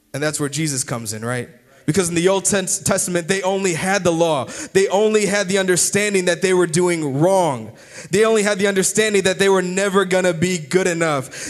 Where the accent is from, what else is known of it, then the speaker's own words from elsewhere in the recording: United States; I'm still an American